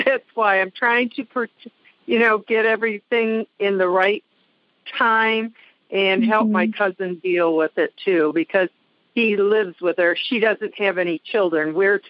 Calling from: Michigan, United States; I'm calling from Michigan.

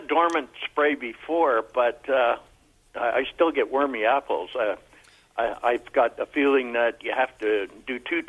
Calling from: Coburg, Victoria, Australia; I'm calling from Coburg.

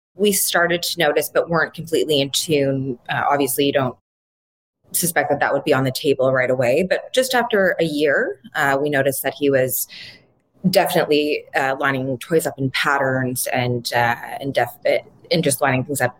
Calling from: Ottawa, Ontario, Canada; I'm calling in from Ottawa, Canada

